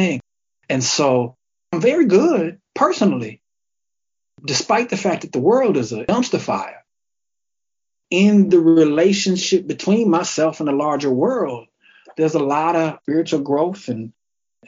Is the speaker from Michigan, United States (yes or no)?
yes; Kalamazoo, Michigan, United States; I'm originally from Kalamazoo, Michigan, which is a small city